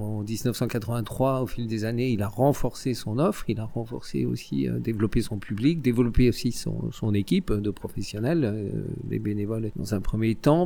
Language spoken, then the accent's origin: French; Guingamp, Brittany, France; moved away as an adult; now in Rennes, France; je suis venu ici pour mes études de sociologie, donc je suis décoloriste des Côtes d'Armor